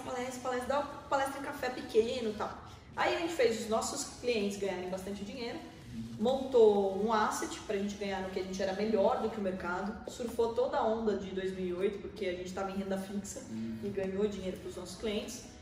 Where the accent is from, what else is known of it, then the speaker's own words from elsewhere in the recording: Porto Feliz, São Paulo, Brazil; moved away as an adult; now in Sorocaba, Brazil; Eu sou nascido numa cidade pertinho da gente aqui em Porto Feliz, né? Tem 50 mil habitantes